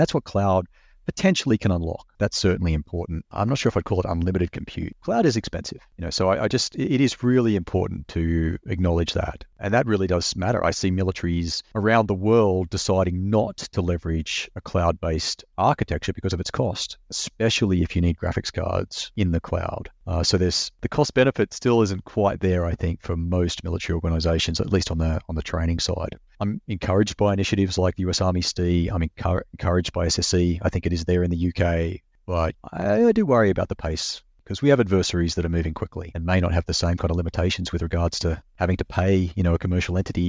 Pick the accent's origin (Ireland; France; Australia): Australia; now in United States; I'm just an Australian living here and working in the US